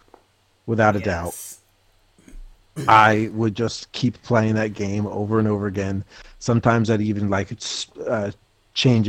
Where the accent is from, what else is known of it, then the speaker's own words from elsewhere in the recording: Jersey Shore, New Jersey, United States; we grew up on the Jersey Shore